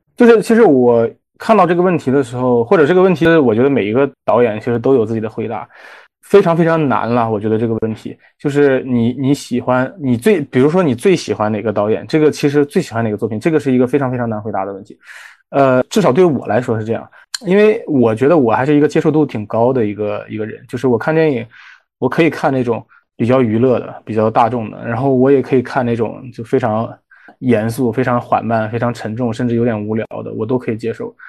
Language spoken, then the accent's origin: Chinese; Shandong, China; 我是山东人